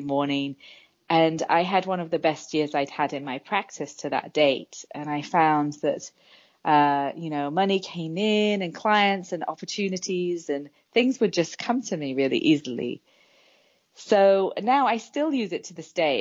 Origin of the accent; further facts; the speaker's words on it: England, United Kingdom; now in San Francisco, United States; So I'm originally from England, and I live in San Francisco